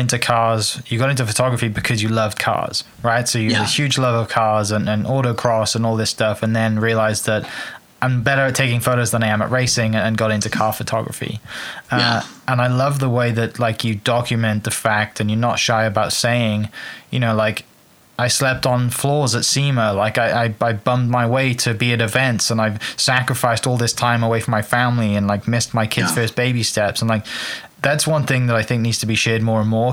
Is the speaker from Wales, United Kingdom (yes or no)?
yes; Wales, United Kingdom; I'm from Wales